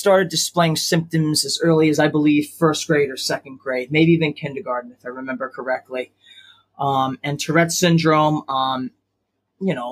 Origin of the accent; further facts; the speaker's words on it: Long Island, New York, United States; I was born and raised in Long Island, New York